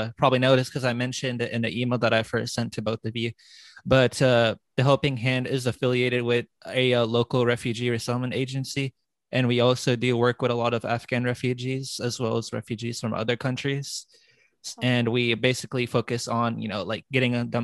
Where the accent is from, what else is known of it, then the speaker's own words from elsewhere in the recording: United States; my parents are immigrants from Pakistan, but I was born and raised in the United States